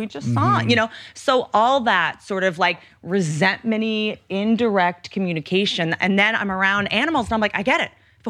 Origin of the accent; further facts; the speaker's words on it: Appalachia, United States; I come from Appalachia.